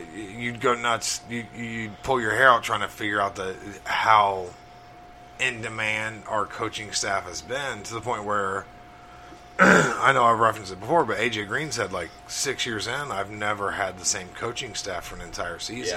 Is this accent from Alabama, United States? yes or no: yes; Crawford, Alabama, United States; my hometown, Crawford, Alabama